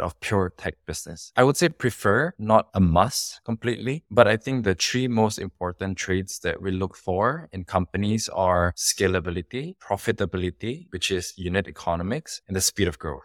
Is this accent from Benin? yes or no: no; Indonesia; moved away as an adult; now in Singapore; I grew up in Indonesia. I was raised in Indonesia. I spent most of my life in Indonesia